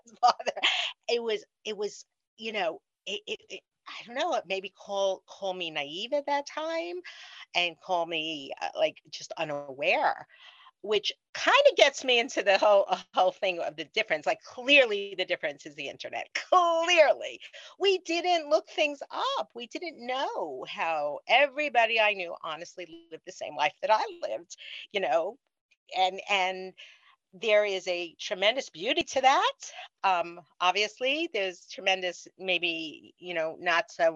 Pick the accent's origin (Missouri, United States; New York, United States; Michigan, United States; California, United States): New York, United States; New York City; also born or lived in Brooklyn, New York; I was born in Brooklyn and lived there till I was five. And then we came to Queens